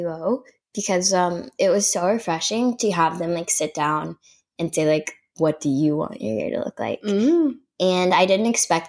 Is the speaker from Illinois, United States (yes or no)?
no; Kansas, United States; moved away; my home state